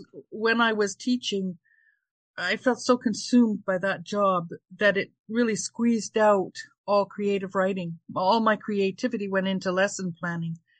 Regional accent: Ontario, Canada; moved away as an adult; also born or lived in Toronto; now in Charlottetown, Newfoundland, Canada; I was born in Ontario. I lived there most of my life, but I moved to the eastern coast of Newfoundland in December 2020

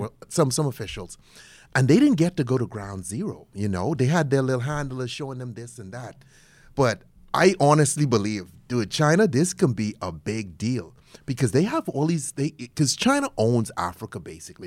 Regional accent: Bahamas; moved away; I'm originally from the Bahamas

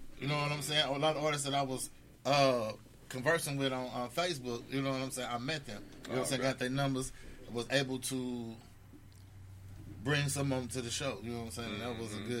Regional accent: St. Louis, Missouri, United States; We are from St. Louis

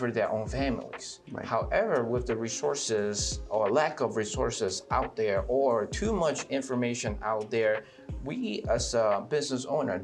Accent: Atlanta, Georgia, United States; Being a minority, and also growing up in Atlanta

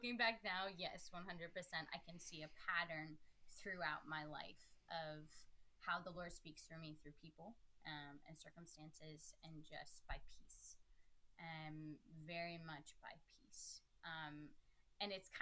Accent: Steubenville, Ohio, United States; they knew I was from Steubenville

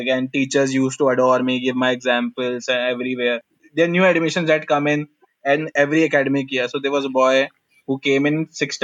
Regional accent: Lucknow, Uttar Pradesh, India; moved away as an adult; also born or lived in Chennai; I am from North Lucknow. I ended up in Chennai.

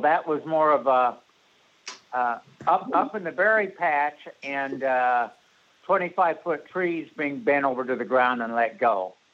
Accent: Pacific Northwest, United States; also born or lived in Springfield, Oregon; now in Illinois, United States; I was born and raised in the Pacific Northwest

